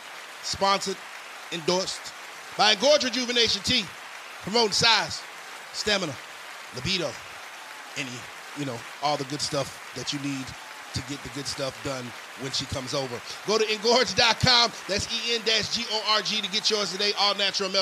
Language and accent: English; Virginia, United States; moved away as an adult; I'm from McKinney, Virginia